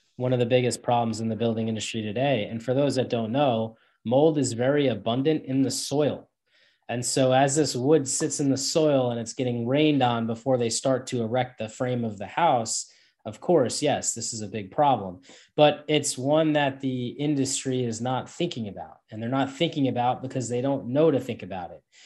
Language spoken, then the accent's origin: English; Northeast United States, New York area, United States; I'm from the Northeast in the United States, uh, the New York area